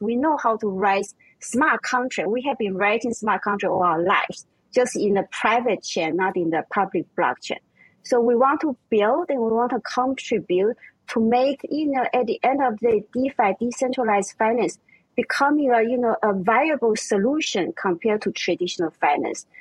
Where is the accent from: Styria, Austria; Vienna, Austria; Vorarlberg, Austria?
Vienna, Austria; English is a second language; moved away; also born or lived in Taiwan; I was born in Taiwan and I grew up in Vienna, Austria